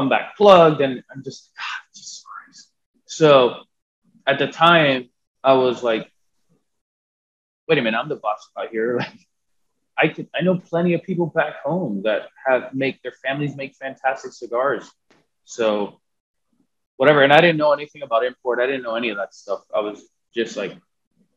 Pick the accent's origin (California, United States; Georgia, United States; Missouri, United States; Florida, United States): Florida, United States; Miami; born and raised in Miami